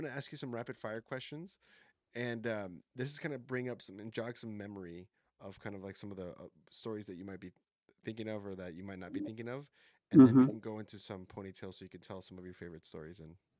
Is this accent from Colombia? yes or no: yes; Colombia; I mean, I'm from Colombia and we have some beautiful landscapes there too